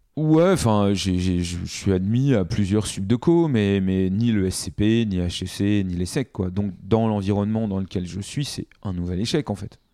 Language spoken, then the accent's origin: French; Paris, Île-de-France, France; je suis né à, Paris, euh, dans le 12e arrondissement